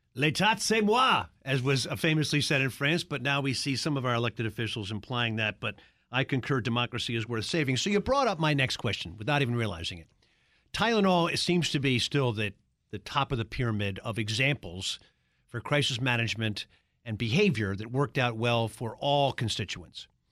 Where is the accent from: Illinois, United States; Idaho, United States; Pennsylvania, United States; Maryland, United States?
Maryland, United States; Baltimore; I'm from Baltimore